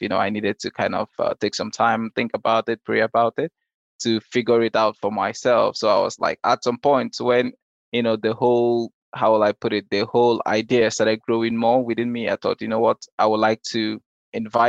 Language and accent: English; Nigeria; moved away; also born or lived in Denmark; We're actually neighbors in Nigeria.